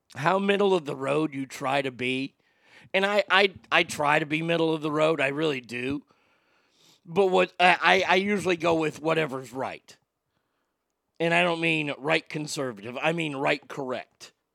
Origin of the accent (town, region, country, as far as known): Garland, Texas, United States; born or raised there